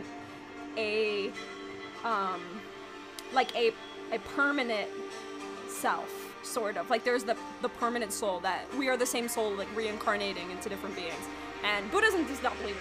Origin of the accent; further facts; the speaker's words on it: New York, United States; I'm from New York